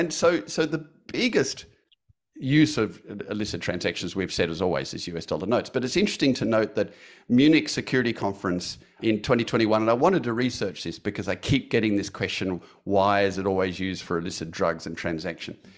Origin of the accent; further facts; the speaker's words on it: Australia; I'm an Australian